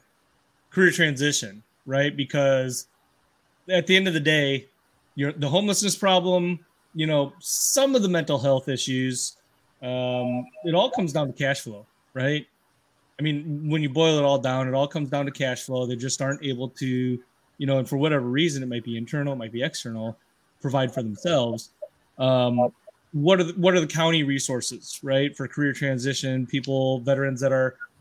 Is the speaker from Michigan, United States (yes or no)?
no; Northern Illinois, United States; I'm from Northern Illinois, right? And I was in a little town out processed, and my hometown was a little town of 26,000 people